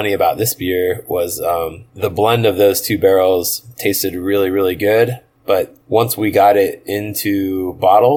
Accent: United States; we're American

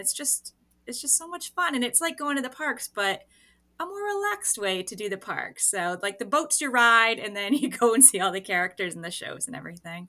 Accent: New Hampshire, United States; also born or lived in New York City; I am from New Hampshire. Okay. And I have lived pretty much my entire life in New Hampshire, except for 1 year where I lived in New York City.

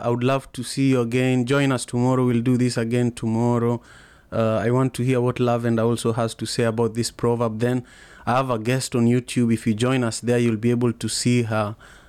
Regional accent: Kenya; I am from Kenya, you know. I'm from Kenya, okay. Yeah. It's a beautiful place.

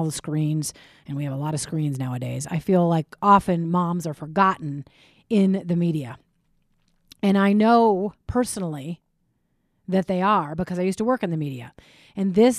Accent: Minnesota, United States; when I was 11, I was growing up in Minnesota

